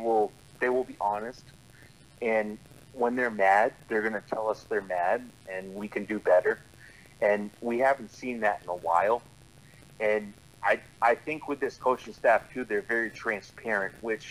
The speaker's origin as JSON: {"language": "English", "region": "Connecticut", "country": "United States", "tie": "born or raised there", "said": "growing up in Connecticut"}